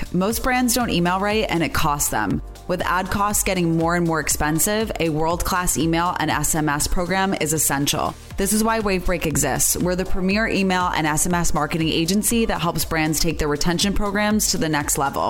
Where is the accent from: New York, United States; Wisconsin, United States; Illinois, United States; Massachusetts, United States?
New York, United States; I'm from New York